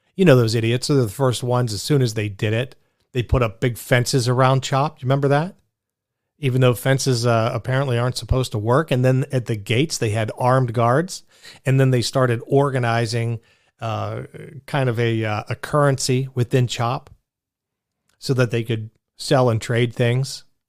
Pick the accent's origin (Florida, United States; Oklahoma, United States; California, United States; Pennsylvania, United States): Pennsylvania, United States; Pittsburgh; accent: Pittsburgh; I'm a Pittsburgh guy. And I could throw out my Pittsburgh accent